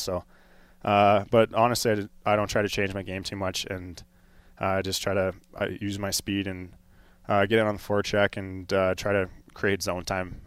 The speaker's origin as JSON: {"language": "English", "region": "Colorado", "country": "United States", "tie": "born or raised there", "said": "growing up in Colorado"}